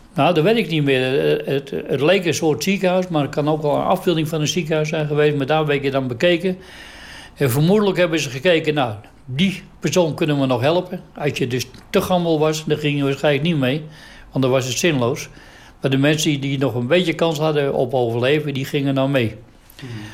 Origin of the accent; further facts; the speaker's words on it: Amsterdam, North Holland, Netherlands; Ik ben geboren in Amsterdam in juni 1937